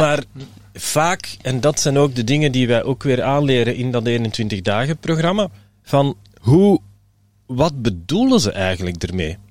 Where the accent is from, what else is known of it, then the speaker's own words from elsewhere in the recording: Belgium; We zijn Belgen en we blijven Belgen